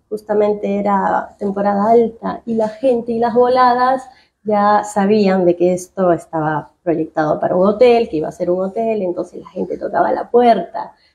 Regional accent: Peru; accent: tonada; also born or lived in New Jersey, United States; now in Victoria, Argentina; yo soy peruana

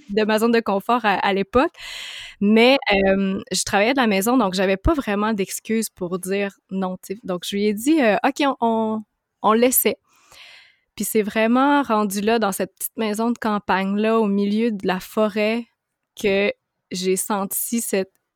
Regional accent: Montreal, Quebec, Canada; je viens de Montréal

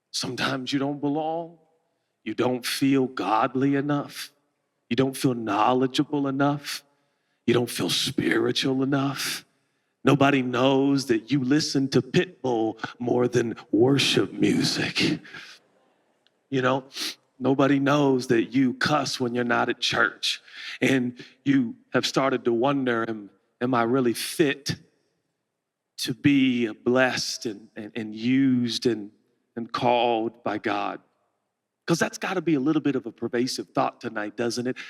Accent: Portland, Oregon, United States; I'm a kid from Portland, Oregon

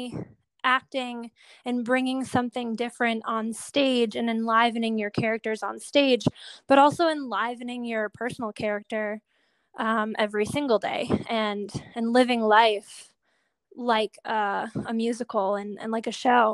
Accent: Buffalo, New York, United States; I'm from Buffalo, New York. I started taking acting classes at Shays Performing Arts when I was maybe 7

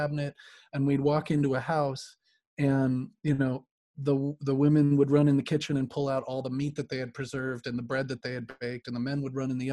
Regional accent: Chicago, Illinois, United States; I grew up in Chicago and in the city, surrounded by artists and musicians

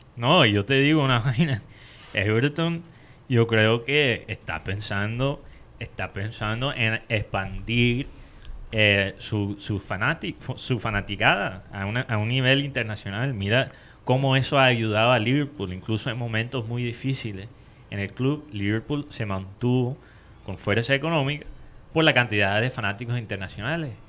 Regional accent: Colombia; nosotros los colombianos

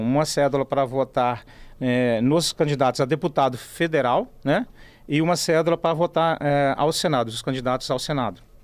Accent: Brazil; Nós somos italianos, estamos aqui no Brasil, é a nossa pátria

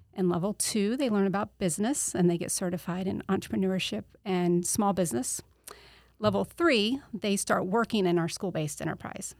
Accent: Auburndale, Florida, United States; I grew up in Arbondale, um, went to Arbondale High School

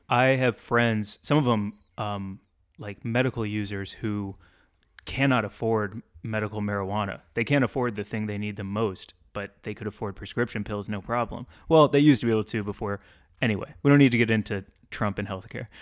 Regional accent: St. Louis, Missouri, United States; moved away; I grew up in St. Louis

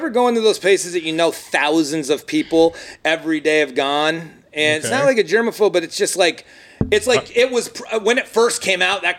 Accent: Northeast, United States; now in Tampa, United States; I prefer regular camping growing up in the Northeast.

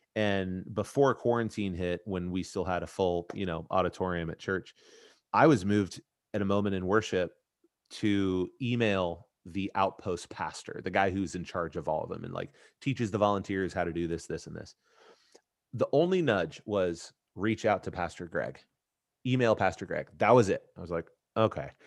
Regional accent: Indianapolis, Indiana, United States; here in Indy, my hometown, at my alma mater

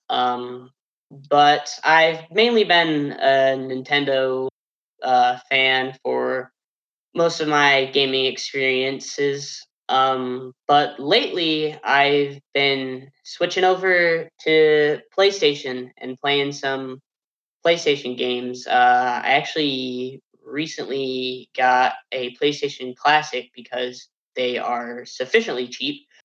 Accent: Fort Wayne, Indiana, United States; moved away as an adult; now in Portsmouth, United States; I'm not from Ohio at all. I'm actually from Fort Wayne, Indiana, so it was quite a trek coming down here

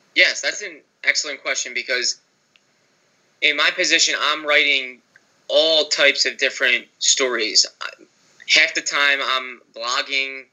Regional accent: Broomall, Pennsylvania, United States; I'm from right outside in Delaware County in Broomall

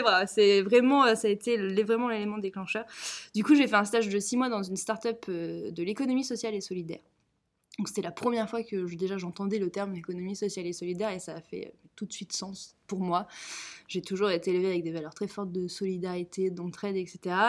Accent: Nantes, Pays de la Loire, France; je suis nantaise, fière de l'être, j'ai toujours vécu à Nantes.

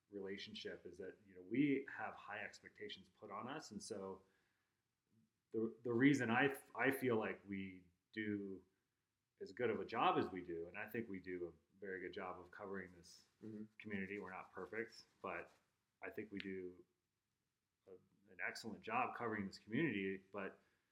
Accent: Rapid City, South Dakota, United States; moved away as an adult; also born or lived in Moorhead, Minnesota / Fargo, North Dakota; now in Jackson, United States; I grew up in Rapid City, South Dakota

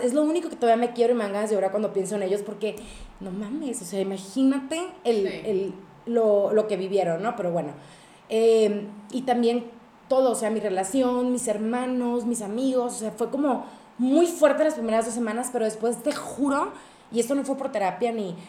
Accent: northern Mexico, Mexico; yo soy grandotona, alta, norteña, escandalosa

